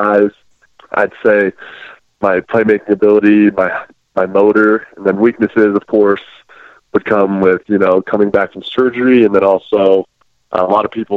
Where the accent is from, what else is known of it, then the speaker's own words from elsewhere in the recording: Utah, United States; I'm from Utah